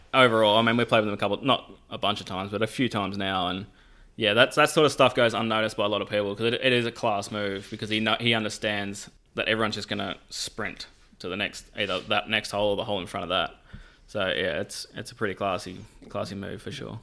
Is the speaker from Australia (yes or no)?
yes; Warrnambool, Victoria, Australia; moved away as an adult; now in Jacksonville, United States; Mark and I grew up together. Um, tiny small town in, uh, Victoria, Australia. Uh, it's called Warrnambool